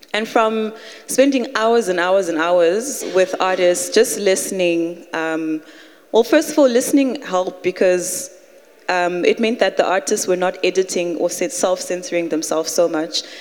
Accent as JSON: {"language": "English", "country": "Zimbabwe", "moved": "yes", "lives_now": "Cape Town, South Africa", "said": "I'm from Zimbabwe"}